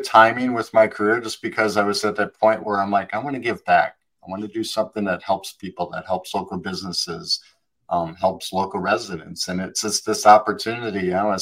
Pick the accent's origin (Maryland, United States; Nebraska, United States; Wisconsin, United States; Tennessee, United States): Wisconsin, United States; moved away; I was born in Wisconsin and got out of there as quickly as I could